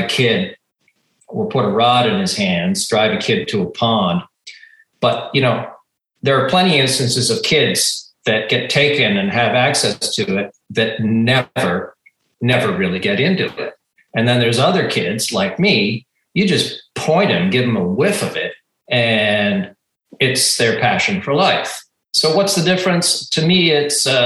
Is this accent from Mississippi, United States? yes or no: no; outside of Boston, Massachusetts, United States; I grew up outside of Boston in a very rural area